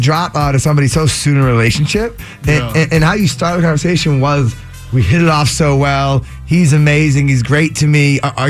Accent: Boston, Massachusetts, United States; We're from Boston.

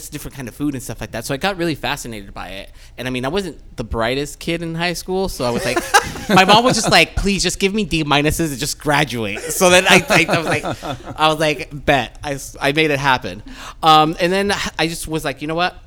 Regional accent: Chula Vista, California, United States; also born or lived in Tijuana, Mexico; We lived in TJ. I was born there. And then we moved here when I was 6.

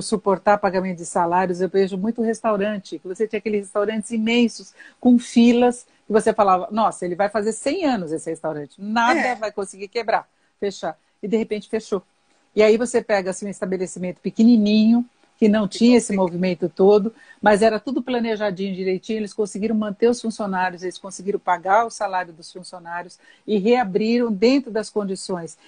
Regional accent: São Paulo, Brazil; Eu nasci em São Paulo, mas a minha família é de, de Socorro

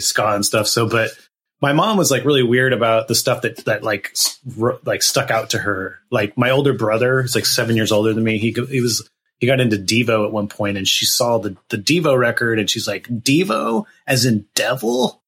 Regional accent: Gilroy, California, United States; I grew up in a town called Gilroy, California. That's um, in Northern California, kind of the southern tip of the Bay Area

